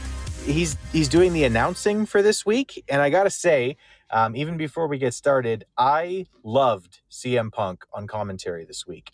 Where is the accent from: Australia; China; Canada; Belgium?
Canada; As a Canadian